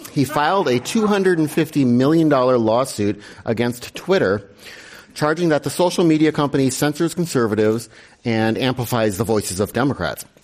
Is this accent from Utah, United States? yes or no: no; Wisconsin, United States; I'm from Wisconsin.